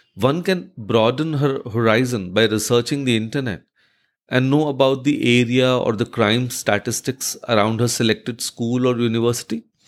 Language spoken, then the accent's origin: English; India; as an Indian